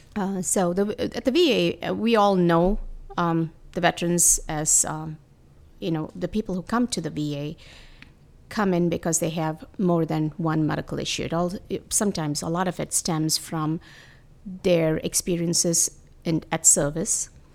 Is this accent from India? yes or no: yes; India; moved away; I come from India